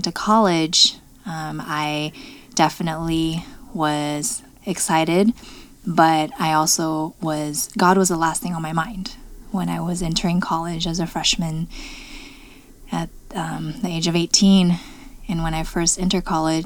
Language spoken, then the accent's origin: English; Los Angeles, California, United States; also born or lived in China; I moved to America when I was 5